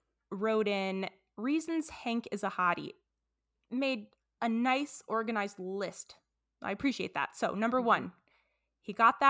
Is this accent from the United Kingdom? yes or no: yes; United Kingdom; Number four, as a Brit. As a Brit, that Texan got a pretty foxy.